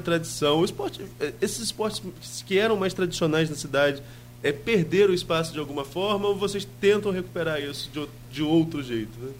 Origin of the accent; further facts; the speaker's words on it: São João da Barra, Rio de Janeiro, Brazil; eu não sou, não, não sou daqui de Campos, mas sou daqui do lado de São João